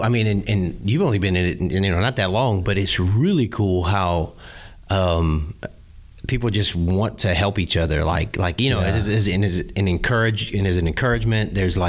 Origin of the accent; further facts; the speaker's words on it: Beaufort, South Carolina, United States; born there; I was born on I was born in Beaufort, South Carolina.